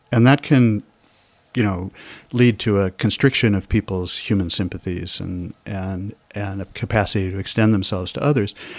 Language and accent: English; Chicago, Illinois, United States; moved away as an adult; I grew up in Kenwood and Hyde Park